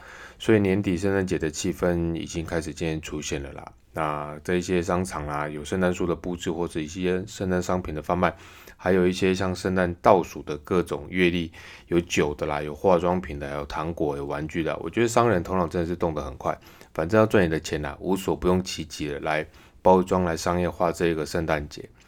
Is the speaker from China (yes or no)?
no; Taiwan; 那何时会轮到我们台湾人打？